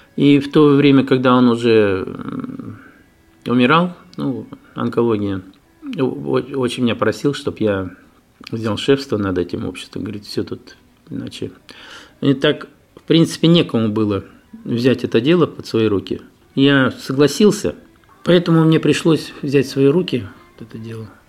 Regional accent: Ufa, Bashkortostan, Russia; now in Daugavpils, Latvia; Я сам родом с Уфы.

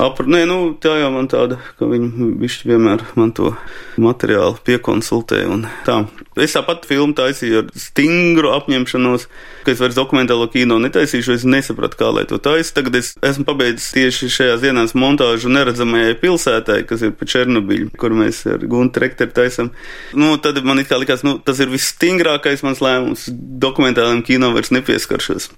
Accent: Riga, Latvia; also born or lived in Latgale; es esmu rīdznieks

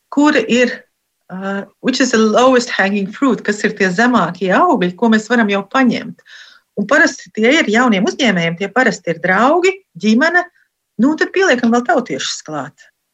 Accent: Latvia; moved away as an adult; also born or lived in Belgium; now in Sweden; es esmu no Latvijas

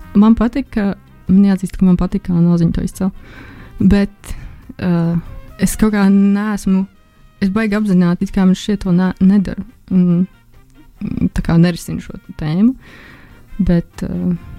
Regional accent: Jūrmala, Latvia; also born or lived in Riga; sākumā es dzīvoju Rīgā, līdz kaut kādai otrai klasē. Mēs dzīvojam Rīgā. Un eh, pēc tam es pārvācos uz Jurmālu

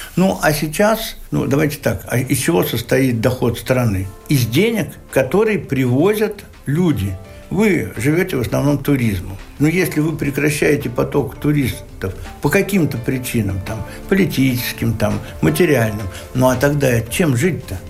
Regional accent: Bashkortostan, Russia; я же родился в Башкирии

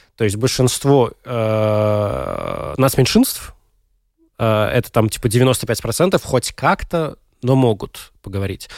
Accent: Daugavpils, Latgale, Latvia; В моей девятой средней школе в Даугавпилсе училась

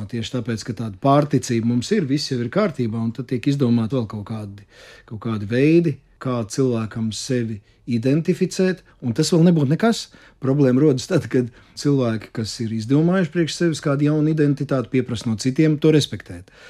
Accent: Latvia; Uh, ka es esmu latvietis, ka es esmu labi pieņems, aktieris mm. un vēl un vēl un vēl.

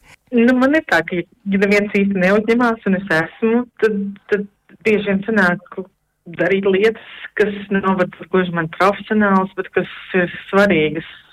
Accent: Latvia; also born or lived in Sweden; now in Netherlands; esam visi latvieši neatkarīgi no tā, kur mēs dzīvojam

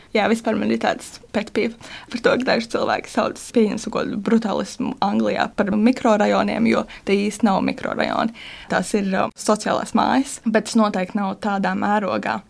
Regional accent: Latvia; uzaugot Gāģos

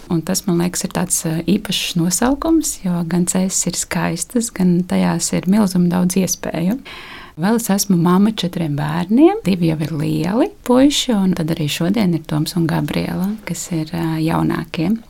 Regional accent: Cēsis, Latvia; moved away as an adult; also born or lived in Riga / Ikšķile; atgriezāmies cēsīs līdz ar to viņa piedzimšanu, tas ir pirms astoņiem gadiem. Un tad tu vari jā, to savu dzimto pilsētu

